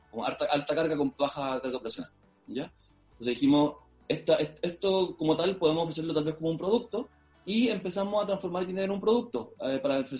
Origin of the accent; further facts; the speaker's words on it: Maule, Chile; somos del Maule, somos chilenos de acá mismo del Maule, de la región